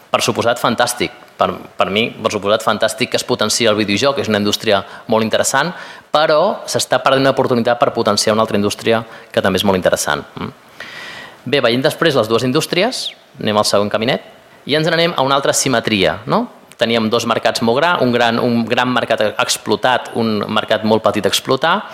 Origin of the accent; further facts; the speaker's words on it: Madrid, Community of Madrid, Spain; Jo, estic, us dic, jo vinc de Madrid i nosaltres el famós triangle friki no el tenim